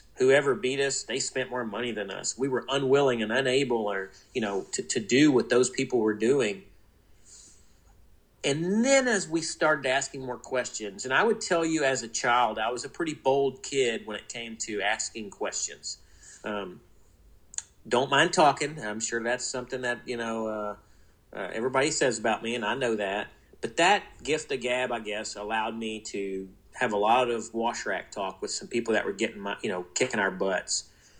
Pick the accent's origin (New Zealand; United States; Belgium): United States; New Orleans, Louisiana; So I grew up in New Orleans. My dad trained racehorses.